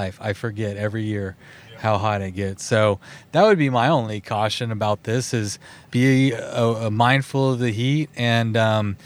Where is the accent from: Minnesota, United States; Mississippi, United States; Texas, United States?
Texas, United States; We're both from Texas.